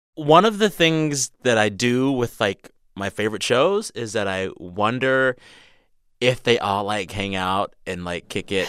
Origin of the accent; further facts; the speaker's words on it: San Antonio, Texas, United States; moved away; I grew up in San Antonio